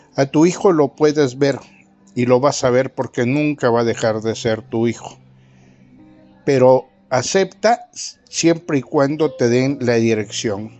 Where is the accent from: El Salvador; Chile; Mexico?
Mexico; Ozuluama, Veracruz; now in San Luis Potosí, Mexico; del municipio de mi pueblo, de Osuluama tierra donde ambos nacimos